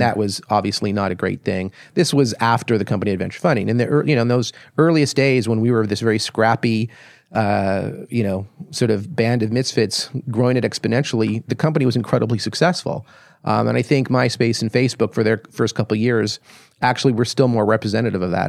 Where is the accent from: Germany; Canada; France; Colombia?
Canada; Toronto, Ontario; moved away as an adult; also born or lived in Ottawa / Silicon Valley; I grew up in Toronto